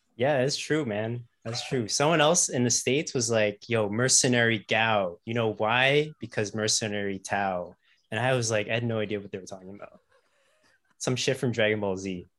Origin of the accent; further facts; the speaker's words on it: Ottawa, Ontario, Canada; also born or lived in Toronto / Kingston; I grew up in Ottawa